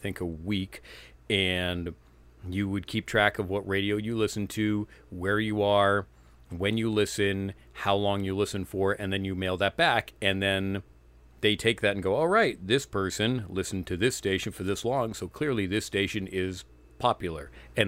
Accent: Bethlehem, New Hampshire, United States; I grew up in New Hampshire, small town called Bethlehem. Not a whole lot to do up there.

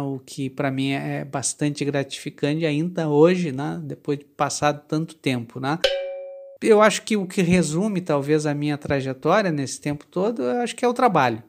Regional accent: Porto Alegre, Rio Grande do Sul, Brazil; eu sou de Porto Alegre, nasci na safra de 1965

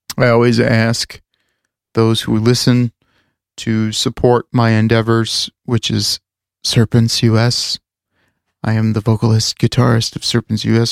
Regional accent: Chicago, Illinois, United States; we're from the Chicago area

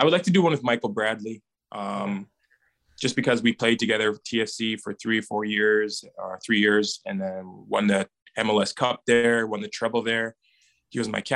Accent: Edmonton, Alberta, Canada; my hometown is Edmonton

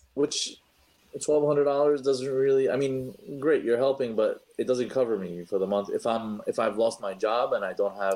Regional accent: New York City, New York, United States; I'm a New Yorker

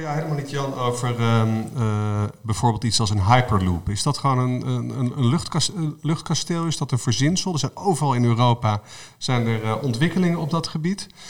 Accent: Netherlands; als Nederlanders zijn we een, een land

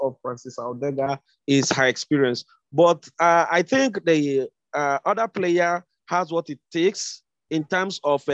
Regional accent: Nigeria; as a Nigerian

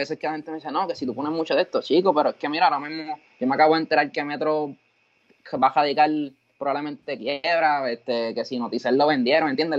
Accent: Cabo Rojo, Puerto Rico; yo soy de Cabo Rojo

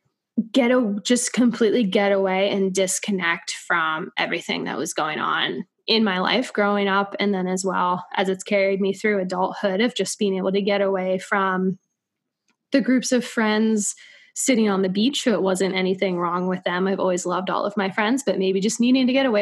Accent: coast of North Carolina, United States; moved away as an adult; also born or lived in St. Augustine, Florida / New York City; I grew up on the coast of North Carolina

